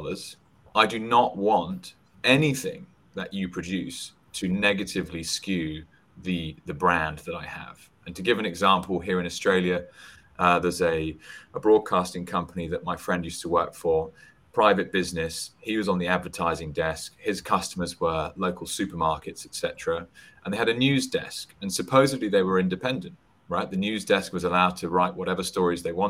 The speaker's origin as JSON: {"language": "English", "country": "United Kingdom", "said": "I'm British"}